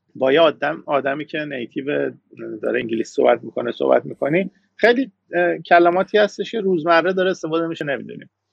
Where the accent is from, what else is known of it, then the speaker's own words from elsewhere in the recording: Iran; moved away as an adult; now in Canada; من ایرانیم